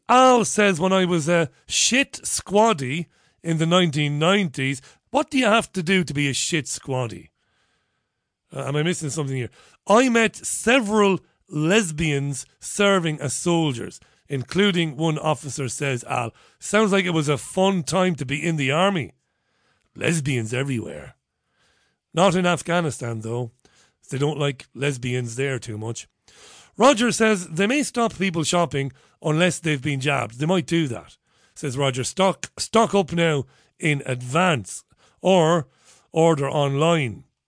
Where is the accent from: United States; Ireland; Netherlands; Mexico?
Ireland; We pronounce B H as a V in Ireland